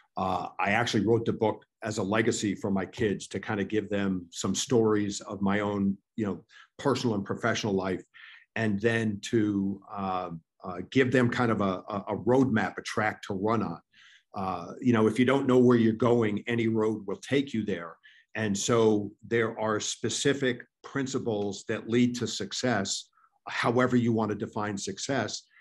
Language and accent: English; New York, United States; I grew up in in New York